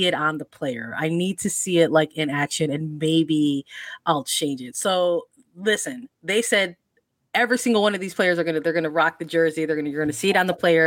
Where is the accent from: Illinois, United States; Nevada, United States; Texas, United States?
Illinois, United States; Chicago; growing up in Chicago, that's how you pronounce those names, Brixey.